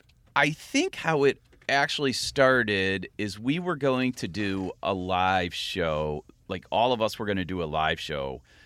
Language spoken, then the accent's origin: English; rural area outside of Akron, Ohio, United States; moved away as an adult; also born or lived in Cleveland, Ohio; now in Chicago, United States; So in sixth grade, we actually moved down to a rural area outside of Akron.